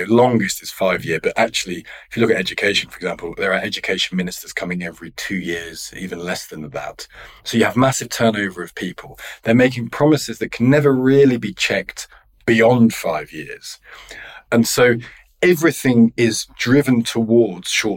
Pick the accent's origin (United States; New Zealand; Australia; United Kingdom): United Kingdom; Loughborough, East Midlands; now in London, United Kingdom; I live in London. I'm from Loughborough, I'm from the Midlands.